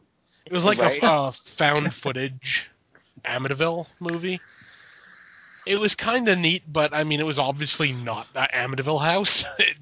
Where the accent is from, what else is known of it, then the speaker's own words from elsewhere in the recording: Canada; Now, I'm Canadian. I don't know much about the states